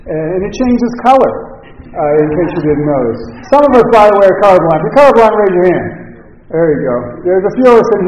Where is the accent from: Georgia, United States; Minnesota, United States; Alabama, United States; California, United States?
California, United States; Los Angeles; also born or lived in Pittsburgh; I'm from Los Angeles. My wife is at home in L.A. right now